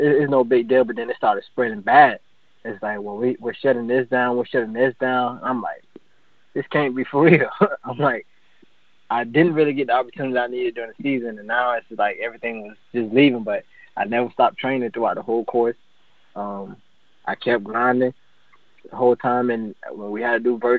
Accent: Hastings, Florida, United States; also born or lived in Palm Coast, Florida; My hometown is actually Hastings, Florida, but I moved to Palm Coast, went to high school here

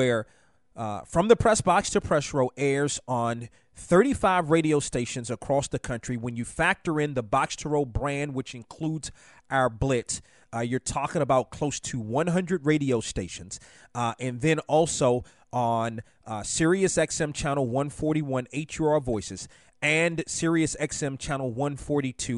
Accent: Washington, District of Columbia, United States; I grew up in Washington

